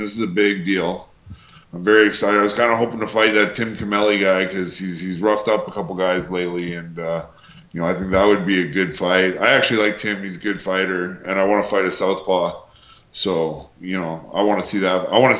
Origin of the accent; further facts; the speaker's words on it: Canada; like, you know, we're all Canadian talent, right?